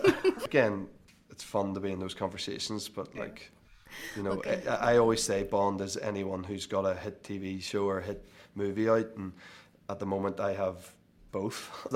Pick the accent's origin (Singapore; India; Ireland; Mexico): Ireland; And I think all of us, despite being Irish and despite not really allowing ourselves to enjoy success, I think for that night only, we reveled in it.